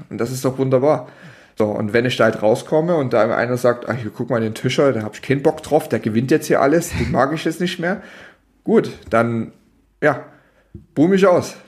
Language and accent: German; Dresden, Saxony, Germany; ich komme ja aus Dresden